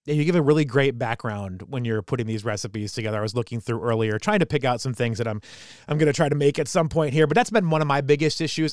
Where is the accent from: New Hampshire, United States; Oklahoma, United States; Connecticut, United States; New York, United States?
New Hampshire, United States; I'm a kid from New Hampshire